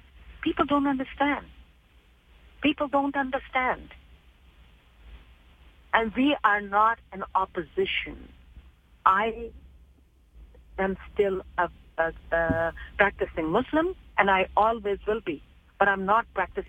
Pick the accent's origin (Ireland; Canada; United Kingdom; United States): Canada; Majority is like us, but they mind 9 to 5, their own business, like, as in, I'm a Canadian.